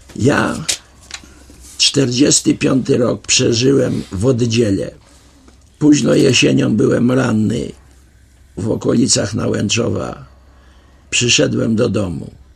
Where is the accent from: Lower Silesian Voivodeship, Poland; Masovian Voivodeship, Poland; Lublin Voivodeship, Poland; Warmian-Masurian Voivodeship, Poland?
Lublin Voivodeship, Poland; Lublin; Byłem ja z Lublina